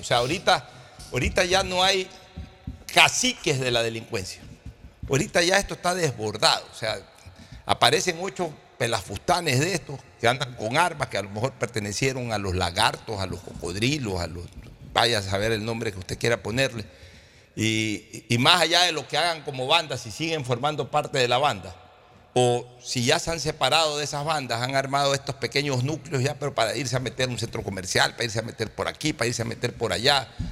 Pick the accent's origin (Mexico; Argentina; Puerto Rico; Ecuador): Ecuador; no somos tontos los ecuatorianos